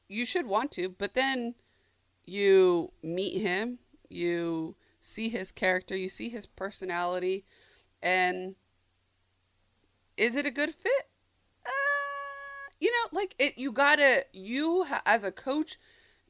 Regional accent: Arizona, United States; moved away as an adult; also born or lived in Mississippi; I'm from Arizona. I live in Mississippi

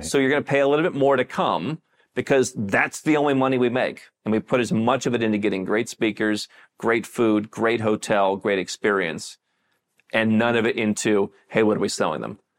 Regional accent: United States; moved away as an adult; if I'm American

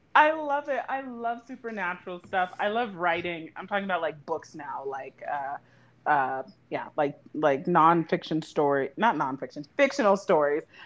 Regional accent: Louisiana, United States; I am from Louisiana

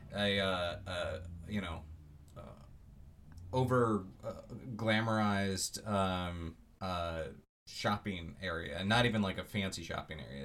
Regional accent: Florida, United States; I grew up in Florida, so we had a lot of road trips

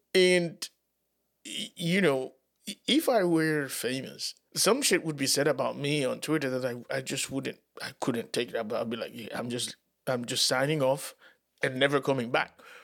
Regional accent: United States; we as American citizens

